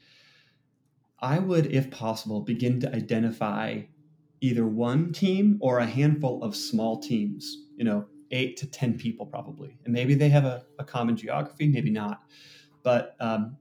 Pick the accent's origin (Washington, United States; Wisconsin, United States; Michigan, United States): Wisconsin, United States; now in Seattle, United States; I grew up in Wisconsin in a white evangelical, you know, small town